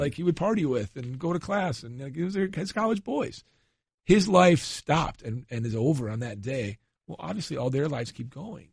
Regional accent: Chicago, Illinois, United States; I'm from Chicago

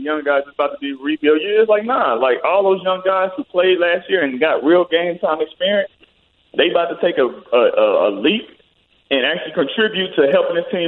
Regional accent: Houston, Texas, United States; also born or lived in Louisiana; the community that I grew up in Houston, in Louisiana

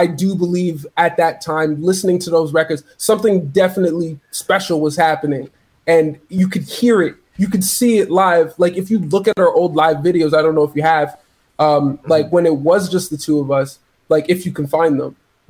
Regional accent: Toronto, Ontario, Canada; So we're both from Toronto. He's from Jane and Emmett, which is actually not far from where I'm from, which is Keela Eglinton, York Square

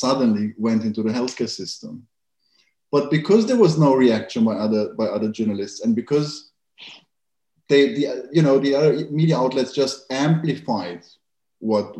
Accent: Germany; I grew up in Germany

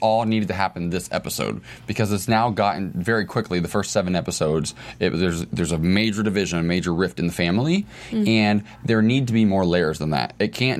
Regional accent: Salina, Ohio, United States; moved away; the town I grew up in Ohio? Salina, Ohio.

